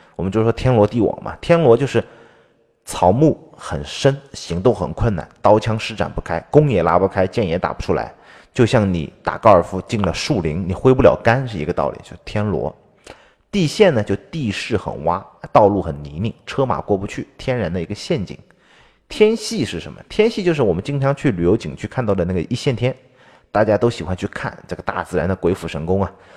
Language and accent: Chinese; China; 我们中国人